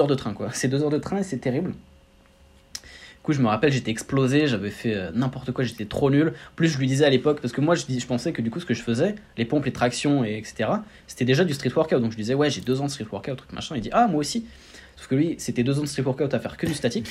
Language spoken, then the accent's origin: French; Roissy-en-Brie, Seine-et-Marne, Île-de-France, France; je viens de région parisienne 77, Roissy-Ponto représente